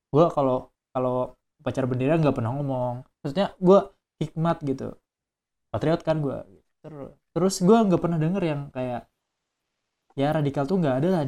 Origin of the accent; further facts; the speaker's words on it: Kalimantan, Indonesia; kan gue dari Kalimantan gue gue deketin orang-orang Kalimantan juga jadi mereka udah ada organisasi gitu yang dari Kalimantan